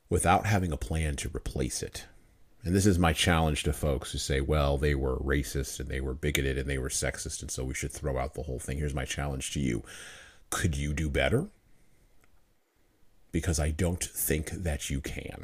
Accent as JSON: {"language": "English", "country": "United States", "said": "part of the 12.4% of the population that identifies as an American who happens to have brown skin"}